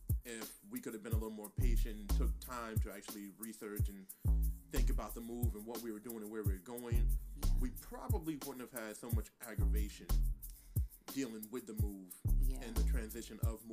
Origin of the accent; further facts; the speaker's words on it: Ocala, Florida, United States; also born or lived in Washington, D.C.; my parents had me in D.C. I was born in D.C. We lived in the projects in D.C. Yeah. Even though I grew up in the country in Ocala.